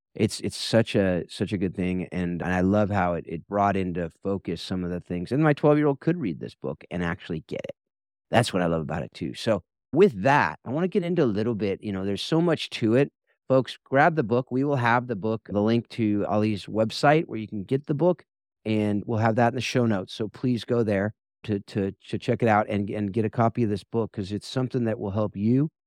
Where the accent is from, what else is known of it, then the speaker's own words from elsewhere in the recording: Mission Viejo, California, United States; I grew up in Mission Viejo, so it's right there in its, in the backyard.